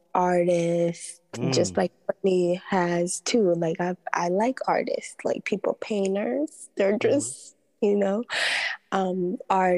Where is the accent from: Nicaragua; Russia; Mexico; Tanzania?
Tanzania; I'm from Tanzania